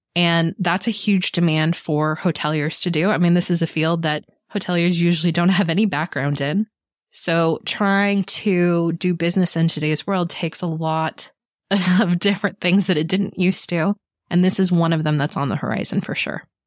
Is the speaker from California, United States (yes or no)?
yes; Monterey Bay, California, United States; I grew up in the Monterey Bay, which is a beautiful place to grow up.